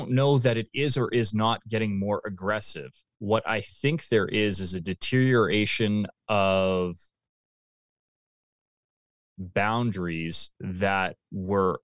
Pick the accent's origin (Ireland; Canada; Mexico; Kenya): Canada; as a Canadian